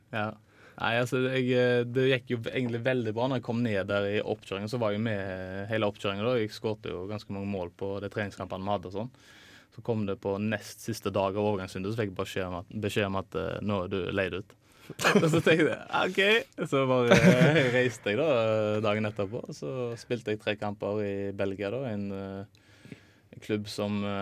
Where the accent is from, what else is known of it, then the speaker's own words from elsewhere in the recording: Haugesund, Rogaland, Norway; da jeg var bare hjemme i Haugesund